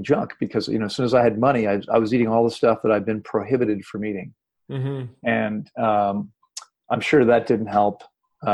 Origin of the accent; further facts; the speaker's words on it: Washington, District of Columbia, United States; I'm originally from Washington, D.C., and I grew up in a family with three sisters and myself